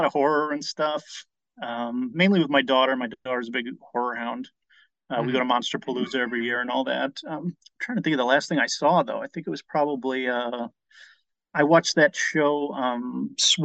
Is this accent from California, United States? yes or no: no; Calumet City, Illinois, United States; moved away as an adult; also born or lived in Indiana / Chicago; now in Los Angeles, United States; I was in Cal City, south suburbs over there